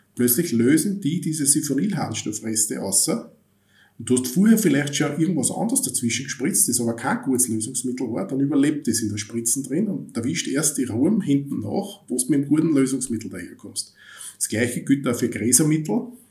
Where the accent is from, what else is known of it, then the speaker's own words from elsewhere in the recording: Austria; bei uns in Österreich